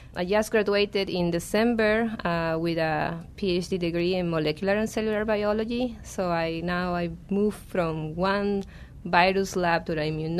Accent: Peru; now in Arizona, United States; So I'm from Peru, and when I was working there at the NIH

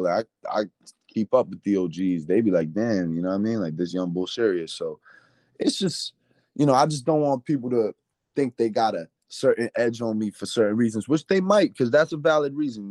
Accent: New York City, New York, United States; as a New Yorker

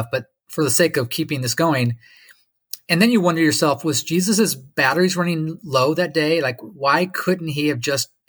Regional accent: Lake Michigan, United States; where I grew up on Lake Michigan, where it's 50 miles across. You can't even see Chicago, except for maybe the top of the Sears Tower on a clear day.

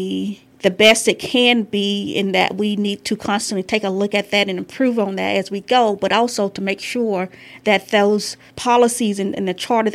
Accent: Thomasville, Georgia, United States; moved away as an adult; I was born and raised here in Thomasville, Georgia, and graduated from Thomasville High School

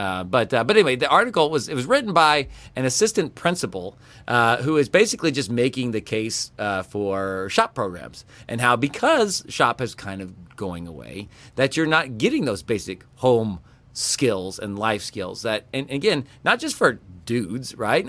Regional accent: Kansas, United States; growing up in Kansas

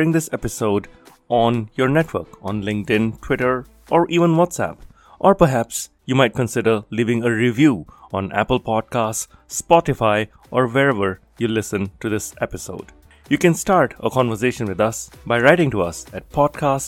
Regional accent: Singapore; grew up in Singapore, so I actually took courses in Mandarin

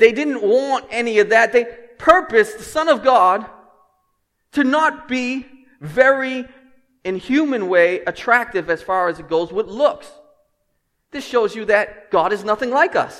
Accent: Lynn, Massachusetts, United States; I'm from Lynn

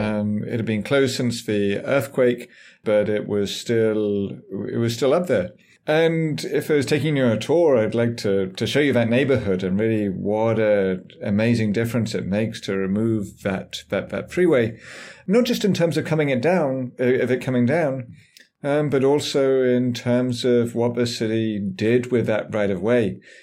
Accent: England, United Kingdom; moved away as an adult; also born or lived in San Francisco, United States; now in United States; I grew up in England, as might be obvious from my, from my voice

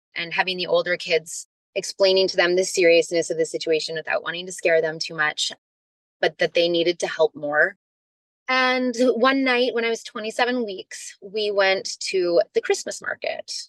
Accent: Canada; moved away; also born or lived in California; I'm from Canada.

